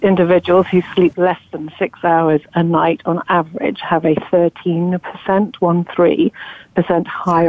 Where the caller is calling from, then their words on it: London, United Kingdom; I'm calling in from London. It's 6 o'clock at night here.